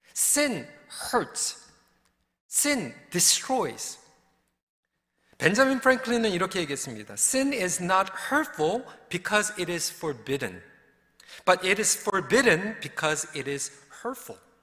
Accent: Seoul, South Korea; moved away; 전 서울에서 자랐는데도

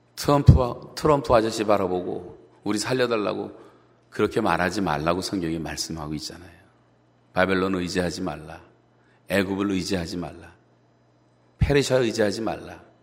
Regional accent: South Korea; 같은 한국 사람으로서

